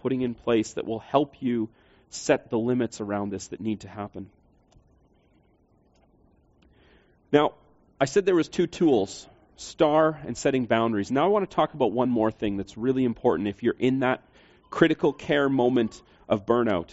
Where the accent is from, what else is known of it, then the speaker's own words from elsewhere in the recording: Canada; we would be Canadians